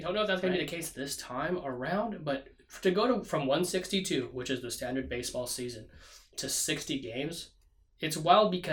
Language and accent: English; Southern California, United States; I was raised in Southern California